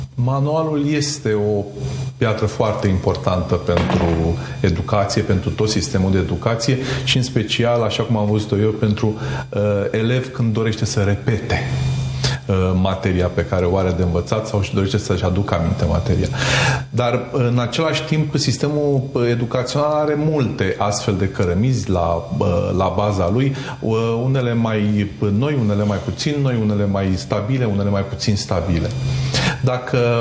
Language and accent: Romanian; Romania; Noi, ca și români